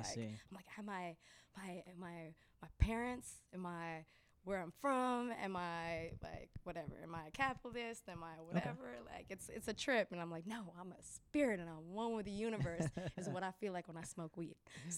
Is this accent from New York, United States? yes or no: no; San Francisco, California, United States; I grew up in the Mission District of San Francisco, so I'm definitely honorary Salvadorian and Mexican and Nicaraguan.